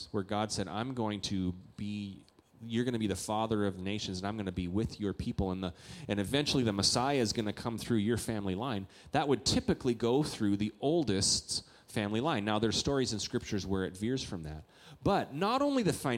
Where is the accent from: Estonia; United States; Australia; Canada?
Canada; moved away; I'm a Canadian